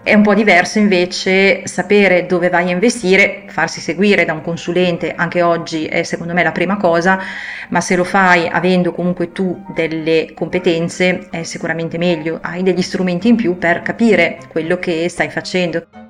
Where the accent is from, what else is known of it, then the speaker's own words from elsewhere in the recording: Sesto San Giovanni, Lombardy, Italy; Io sono cresciuta a Sesto San Giovanni, che è una grande città alle porte di Milano